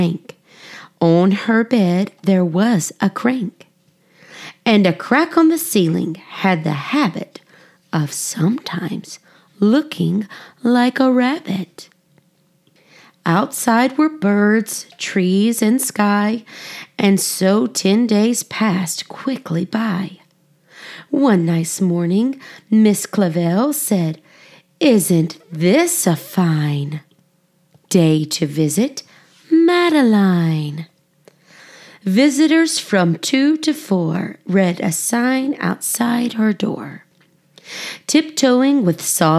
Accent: United States; I'm American, and we struggle with saying foreign things sometimes.

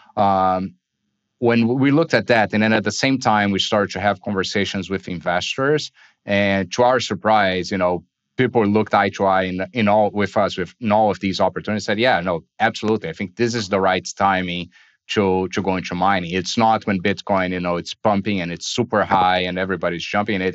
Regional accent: Brazil; I was born and raised in Brazil.

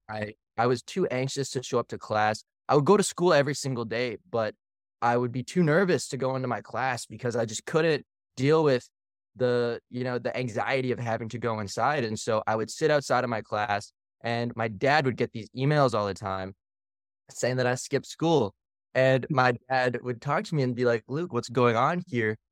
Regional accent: Canada; also born or lived in Philippines; now in Austin, United States; living and spending most of our time growing up in Canada and then moving to the Philippines

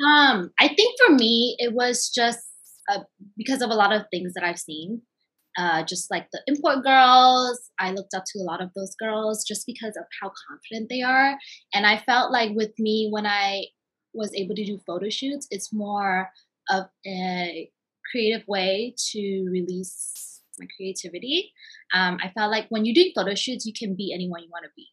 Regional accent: Bay Area, California, United States; moved away as an adult; now in Southern California, United States; I am from the Bay Area originally, and I have lived in Southern California now for about like seven years

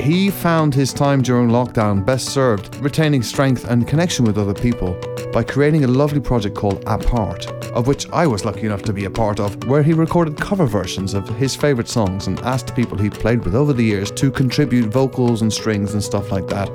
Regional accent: Scotland, United Kingdom; moved away; I was born in Scotland

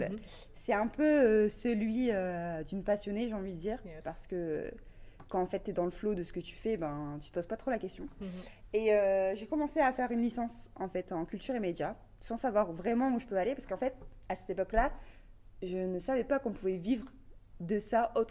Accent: Valenciennes, Hauts-de-France, France; also born or lived in Lille; moi, je viens euh, de Valenciennes

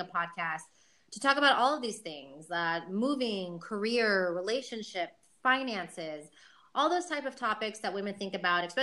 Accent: Houston, Texas, United States; moved away as an adult; also born or lived in Austin, Texas; now in Madrid, Spain; I'm from Houston, Texas

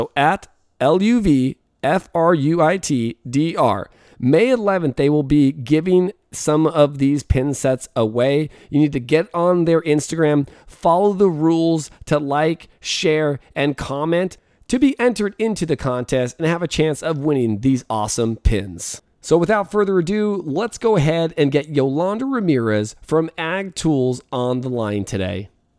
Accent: Fresno, California, United States; Where are you guys from? We're like Fresno.

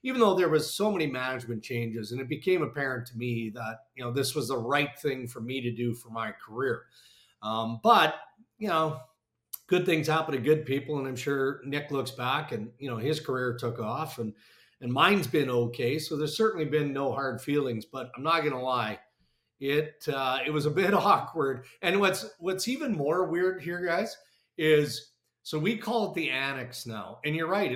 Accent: 40 minutes from Yorkton, Saskatchewan, Canada; moved away as an adult; also born or lived in Winnipeg, Manitoba / Brandon, Manitoba; I got offered a job in radio in Yorkton, which was like 40 minutes from my hometown

